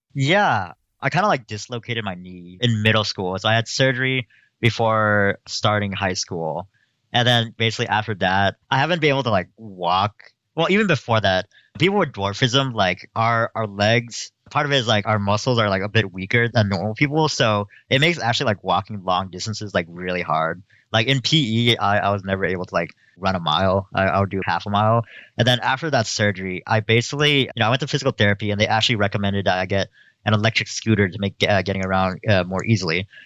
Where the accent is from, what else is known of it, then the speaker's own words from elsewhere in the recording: Stockton, California, United States; now in Berkeley, United States; I grew up in the city of Stockton, California